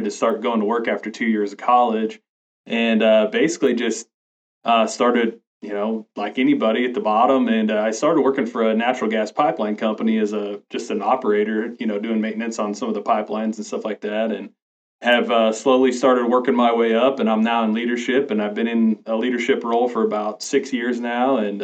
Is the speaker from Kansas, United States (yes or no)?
yes; Northwest Kansas, United States; I was born and raised in Northwest Kansas, and I've basically lived here all my life